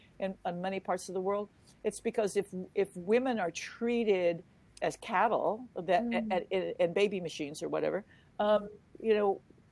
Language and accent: English; Germany; born there; because I came from a military family, we actually lived all over the world. I was born in Germany, post-war Germany.